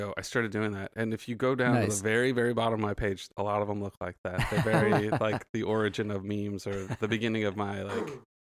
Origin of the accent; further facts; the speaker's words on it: Santa Clarita, California, United States; now in South Bay, United States; I'm originally from Santa Clarita.